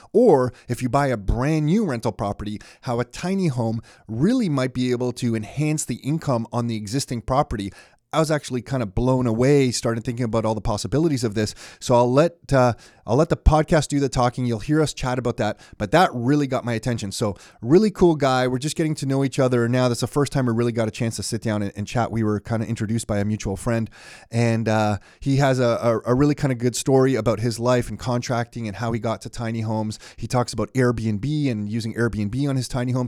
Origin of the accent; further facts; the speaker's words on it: Mississauga, Ontario, Canada; also born or lived in Toronto; I was born in Toronto, but raised in Mississauga.